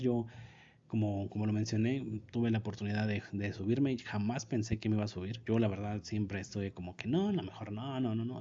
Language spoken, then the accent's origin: Spanish; Mexico